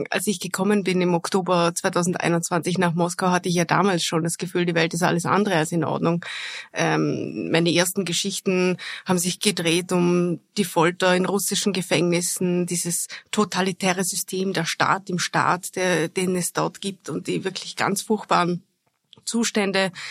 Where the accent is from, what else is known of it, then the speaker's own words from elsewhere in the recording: Vorarlberg, Austria; Ich komme aus Vorarlberg, da sind sehr viele Menschen geflüchtet aus Tschetschenien, sehr viele in Vorarlberg gelandet